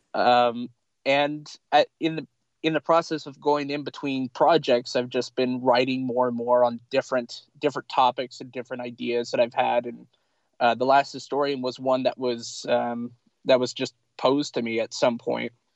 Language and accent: English; Pendleton, Oregon, United States; also born or lived in Lincoln City, Oregon / Eugene, Oregon; I was born in Lincoln City, Oregon, and for 22 years of my life, mostly I've lived in in Pendleton